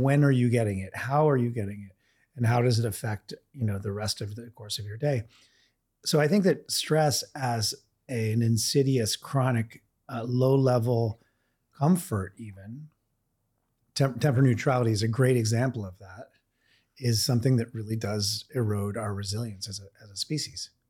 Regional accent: Vermont, United States; I grew up in Vermont in a very cold climate

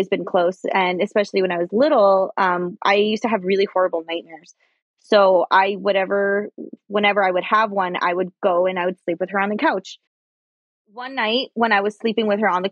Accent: Los Angeles, California, United States; I grew up in Highland Park in Los Angeles

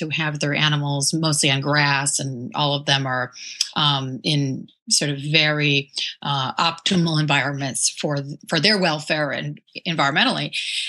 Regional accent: Michigan, United States; moved away as an adult; also born or lived in New York; now in California, United States; So I'm from Michigan and I grew up there and was one of those kids who spent a lot of times outdoors.

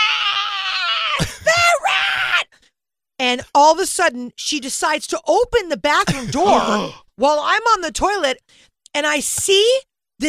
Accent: Los Angeles, California, United States; also born or lived in Encino; I grew up in Bel Air

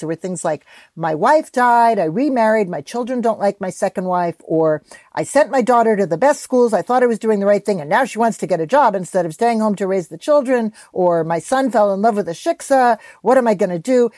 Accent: New York, United States; I'm a New Yorker

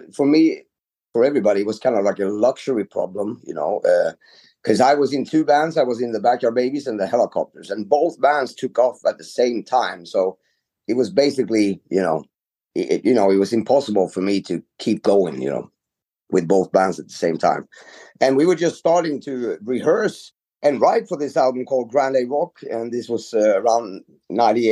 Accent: Sweden; I'm from Sweden.

